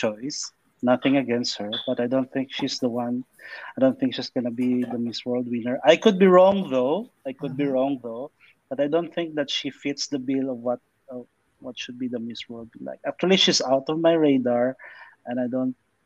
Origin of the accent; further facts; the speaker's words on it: Philippines; I'm from the Philippines